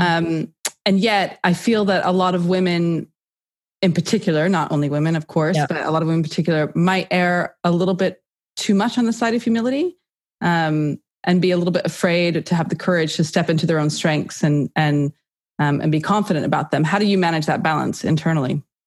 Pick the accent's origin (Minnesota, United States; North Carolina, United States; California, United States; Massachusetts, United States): California, United States; accent: American; moved away as an adult; also born or lived in New York City, United States; now in United Kingdom; American, as you can tell from the accent. I grew up in California